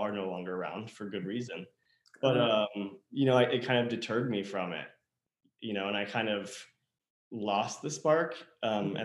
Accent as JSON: {"language": "English", "region": "upstate New York", "country": "United States", "tie": "born or raised there", "moved": "yes", "said": "we both come from upstate New York, small town, very small town in rural New York"}